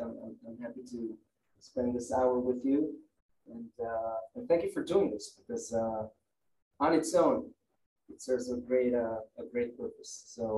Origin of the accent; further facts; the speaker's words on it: Jerusalem, Jerusalem District, Israel; But circumstances brought me to be raised in Jerusalem, in secular Jerusalem, in the neighborhood of Beit HaKeren. So pretty much a bubble. And growing as an involved Israeli young person in Jerusalem